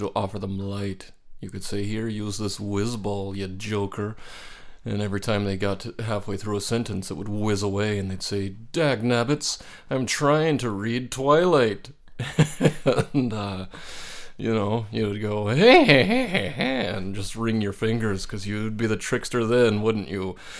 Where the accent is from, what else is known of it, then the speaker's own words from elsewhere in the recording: New Mexico, United States; I grew up in Nuevo Mexico, there are ponderosa pine trees